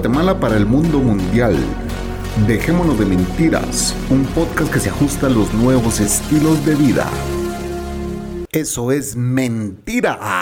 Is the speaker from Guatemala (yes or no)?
yes; Guatemala; Yo soy guatemalteco